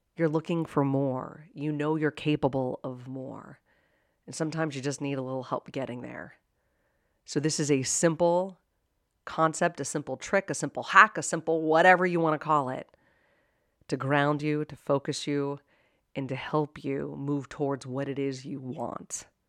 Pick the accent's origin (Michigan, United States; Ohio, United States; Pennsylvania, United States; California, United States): Pennsylvania, United States; Pittsburgh; I was born and raised in Pittsburgh, Pennsylvania